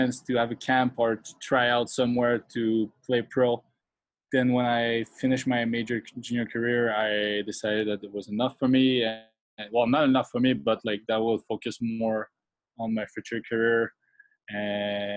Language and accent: English; Quebec City, Quebec, Canada; also born or lived in Montreal; I'm not from Montreal, I'm from Quebec City